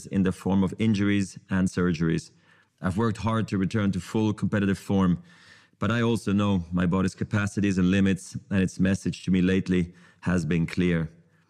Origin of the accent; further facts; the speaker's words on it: Basel, Basel-Stadt, Switzerland; I was a ball kid in my hometown of Basel